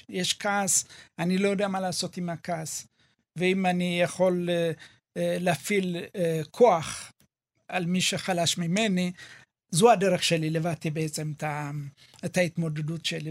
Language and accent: Hebrew; Ethiopia; now in Israel; אני אתיופי